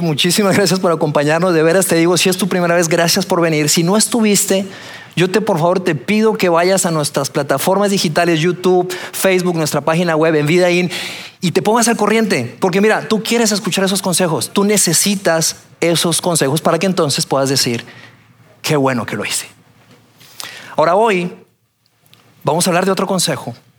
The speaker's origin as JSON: {"language": "Spanish", "region": "Bogotá", "country": "Colombia", "tie": "born or raised there", "also_born_or_lived": "Torreón, Mexico", "moved": "yes", "said": "yo nací en Torreón, soy mexicano. A la edad de tres años me fui a vivir a Colombia, a Bogotá, y allá me crié"}